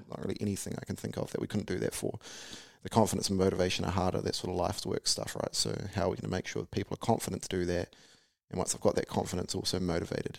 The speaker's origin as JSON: {"language": "English", "region": "Taranaki", "country": "New Zealand", "tie": "born or raised there", "said": "I grew up in Harwood and Taranaki"}